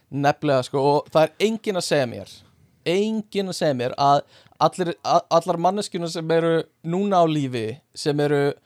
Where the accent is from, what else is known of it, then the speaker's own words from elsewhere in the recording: Iceland; við erum Íslendingar